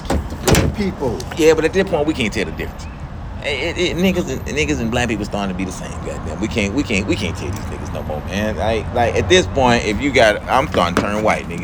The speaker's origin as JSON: {"language": "English", "town": "Atlanta", "region": "Georgia", "country": "United States", "said": "I'm from Atlanta"}